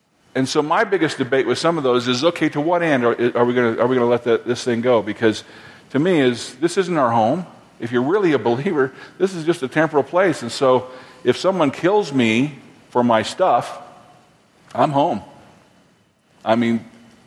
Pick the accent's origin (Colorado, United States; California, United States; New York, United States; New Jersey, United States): Colorado, United States; Fort Collins; I grew up in Fort Collins, Colorado